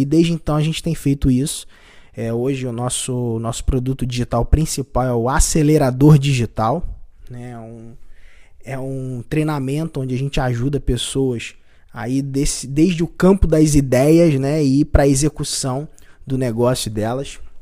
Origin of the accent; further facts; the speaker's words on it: Cabo Frio, Rio de Janeiro, Brazil; Eu sou de Cabo Frio